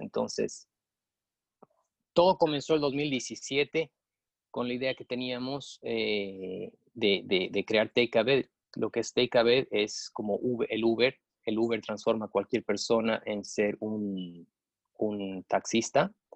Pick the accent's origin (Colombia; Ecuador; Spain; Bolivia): Bolivia; Cochabamba; moved away as an adult; also born or lived in United States; now in Boca Raton, United States; me he forjado eh, los estudios en, Cochabamba, soy cochabambino